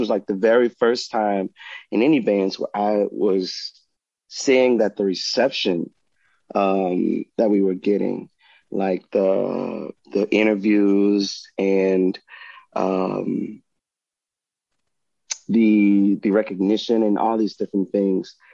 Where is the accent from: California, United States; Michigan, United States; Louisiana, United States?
Louisiana, United States; Hillaryville; also born or lived in New Orleans, Louisiana / Bloomington, Indiana; my hometown, Hillaryville